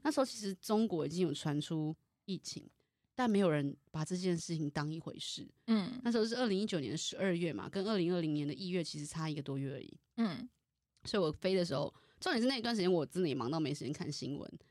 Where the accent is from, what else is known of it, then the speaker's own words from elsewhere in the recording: Taiwan; 我身为台湾人